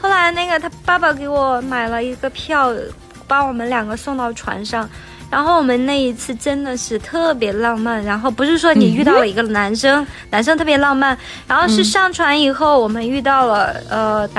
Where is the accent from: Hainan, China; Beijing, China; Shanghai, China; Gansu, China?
Beijing, China; 可能他从巴黎来，他从伦敦来，我从北京来，有的从台湾来，然后这样一起去旅行